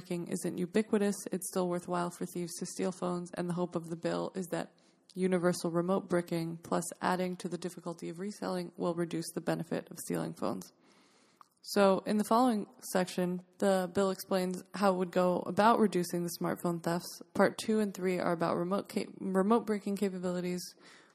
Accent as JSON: {"language": "English", "region": "New York", "country": "United States", "said": "New York State, my home state"}